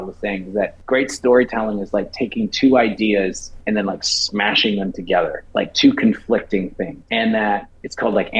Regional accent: Vancouver, British Columbia, Canada; growing up in Vancouver, my dad and I had season tickets

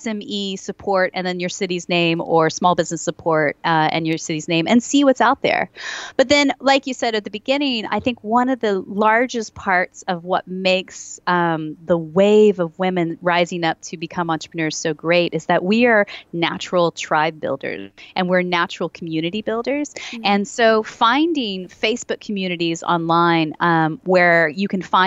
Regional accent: United States; moved away as an adult; now in Nottingham, United Kingdom; me as an American

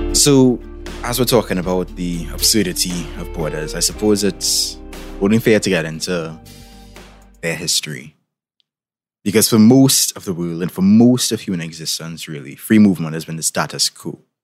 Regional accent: Trinidad & Tobago; in case you couldn't tell by my accent, I'm from the Caribbean, particularly from Trinidad and Tobago

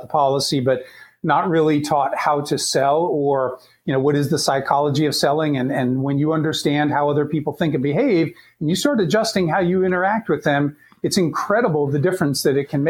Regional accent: Columbus, Ohio, United States; my hometown, Columbus, Ohio.

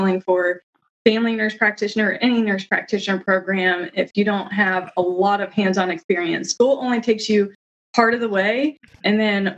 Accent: Ohio, United States; Ohio. I'm from Ohio

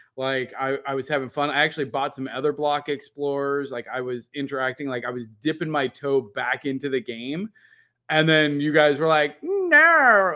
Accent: Midwest, United States; I'm from Midwest

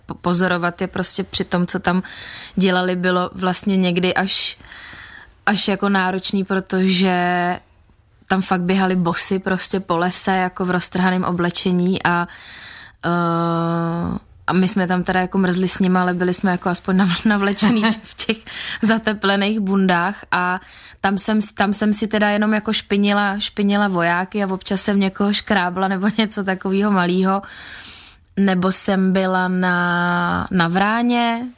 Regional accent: Czechia; u nás v Čechách

